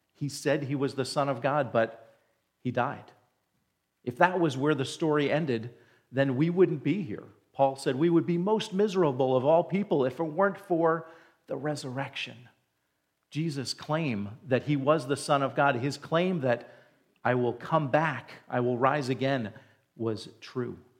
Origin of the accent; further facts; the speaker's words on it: New Jersey, United States; moved away; I grew up in New Jersey, right next to New York City